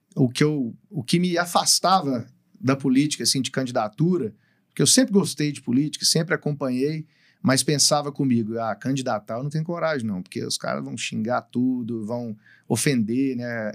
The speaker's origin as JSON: {"language": "Portuguese", "town": "Patos", "country": "Brazil", "also_born_or_lived": "Goiânia", "said": "ele não é de Patos, né, porque simplesmente eu nasci em outra cidade por uma dificuldade financeira que a minha família tinha na época"}